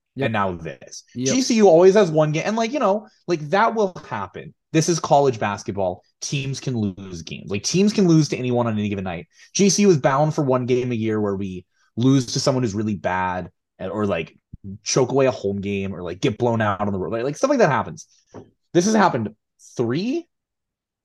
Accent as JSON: {"language": "English", "town": "Phoenix", "region": "Arizona", "country": "United States", "said": "I grew up as an ASU fan. My whole family went to ASU. We're from Phoenix."}